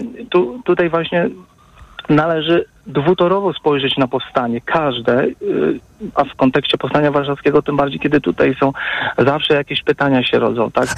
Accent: Masovian Voivodeship, Poland; sam pochodzę z terenów, akurat jestem lokalnym patriotą z okolic, z okolic po prostu południowego Mazowsza

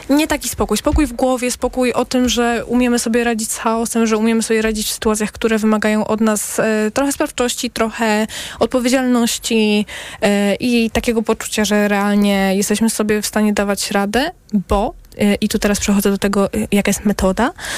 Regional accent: Zagłębie Dąbrowskie, Silesian Voivodeship, Poland; ja jestem z Zagłębia

